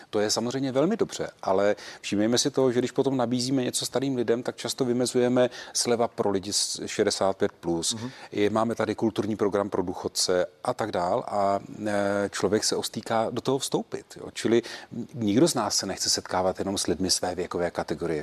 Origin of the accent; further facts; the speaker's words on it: Czechia; jako Češi